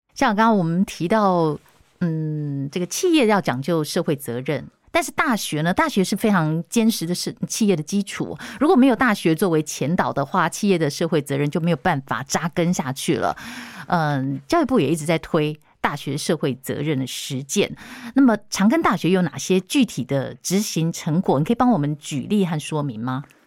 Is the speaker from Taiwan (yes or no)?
yes; Taiwan; 我们台湾人的这种，呃，能量